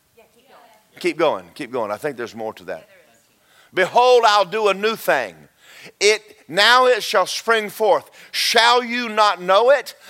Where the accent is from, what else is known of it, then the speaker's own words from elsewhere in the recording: Georgia, United States; I grew up in Georgia